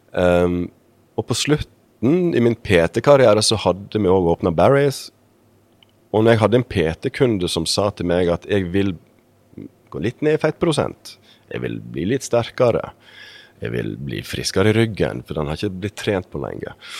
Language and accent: Norwegian; Sogndal, Vestland, Norway; moved away as an adult; also born or lived in Bergen; Jeg kommer opprinnelig fra Sogndal